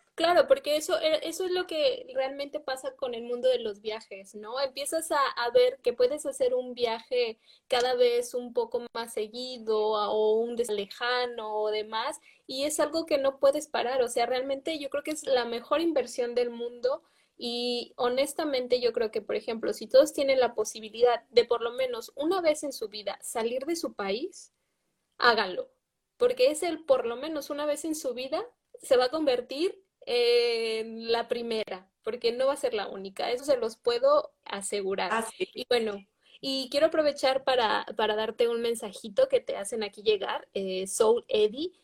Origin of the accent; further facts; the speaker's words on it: Mexico; somos mexicanas